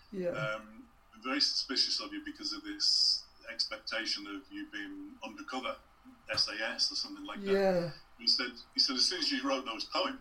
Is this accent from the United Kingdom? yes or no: yes; England, United Kingdom; accent: English; we both had English accents.